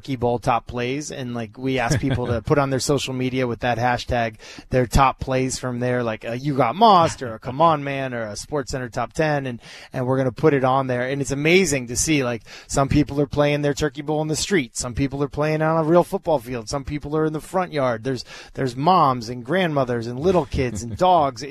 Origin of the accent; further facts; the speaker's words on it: Massachusetts, United States; growing up in Massachusetts, Thanksgiving Day football games is, like, the huge thing